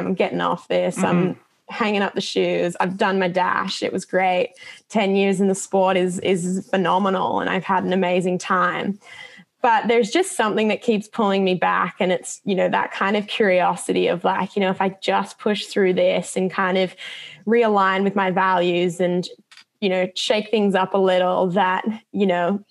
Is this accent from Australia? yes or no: yes; Australia; an Australian runner